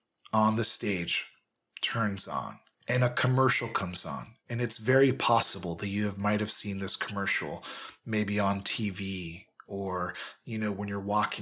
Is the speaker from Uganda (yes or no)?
no; United Kingdom; No offense. It's understood. I'm British.